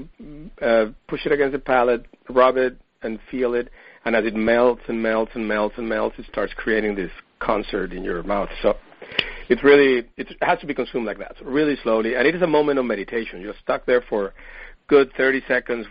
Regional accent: Venezuela; moved away as an adult; also born or lived in Paris, France; now in San Diego, United States; I'm originally from Venezuela, and I came to the U.S. to study biomedical engineering way back in the 80s

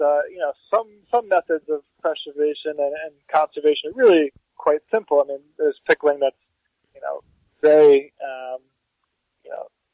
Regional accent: New York, United States; growing up in Soho in New York

